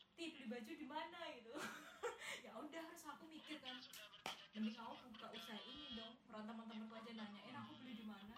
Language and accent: Indonesian; Yogyakarta, Special Region of Yogyakarta, Indonesia; accent: medok (Javanese); aku ngomongnya medok. Nggak bisa Sunda